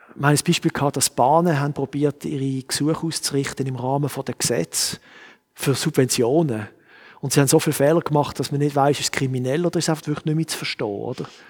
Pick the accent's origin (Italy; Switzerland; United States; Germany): Switzerland; Ich bin Schweizer und ich sehe die Welt mit Schweizer Augen